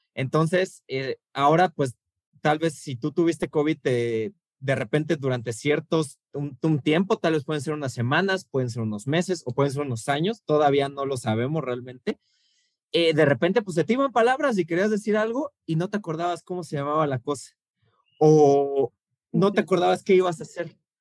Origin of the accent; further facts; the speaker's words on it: Mexico City, Mexico; como buen chilango